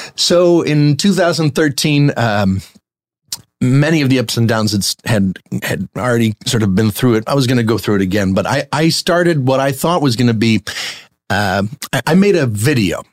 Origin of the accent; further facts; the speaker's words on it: New Jersey, United States; moved away; also born or lived in New York; I grew up in New Jersey